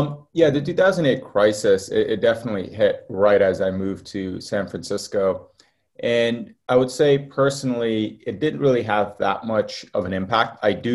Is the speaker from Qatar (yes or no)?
yes; Qatar; moved away; So I was born in the Middle East in a place called Qatar. It was actually the military base for the US. So I actually grew up around a lot of US military planes. Lived there for quite a while. We actually moved out because of the Gulf War.